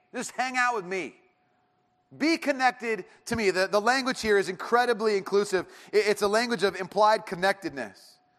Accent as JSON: {"language": "English", "town": "Irvine", "region": "California", "country": "United States", "tie": "born or raised there", "said": "I grew up in Irvine"}